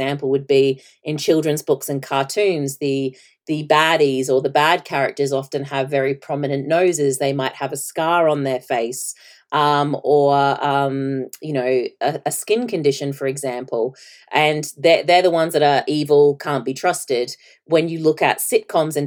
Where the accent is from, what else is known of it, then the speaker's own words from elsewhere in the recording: Australia; at the time I was growing up in Australia